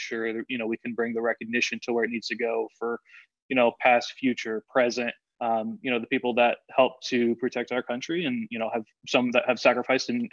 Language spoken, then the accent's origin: English; South Florida, United States; also born or lived in Illinois / Tennessee; now in Corpus Christi, United States; growing up in South Florida, you know, being in Illinois a little bit, and then out in Tennessee